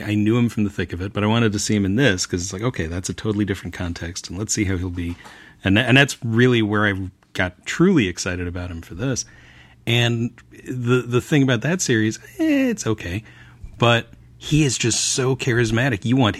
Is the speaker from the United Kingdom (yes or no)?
yes; Scotland, United Kingdom; I'm Scottish. I can complain about things.